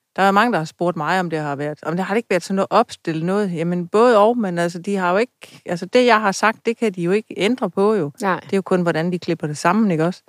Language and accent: Danish; Funen, Southern Denmark, Denmark; jeg var fra Fynsland af